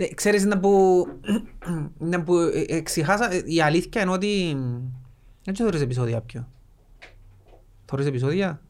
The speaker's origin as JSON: {"language": "Greek", "town": "Lakatamia", "region": "Nicosia District", "country": "Cyprus", "said": "είμαστε που τη Λευκοσία και λαλούμε είμαστε που τη Λακατάμια"}